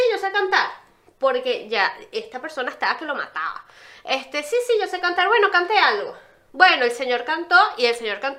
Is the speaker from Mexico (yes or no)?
no; Venezuela; now in Uruguay; somos de Venezuela, pero vivimos en, Uruguay.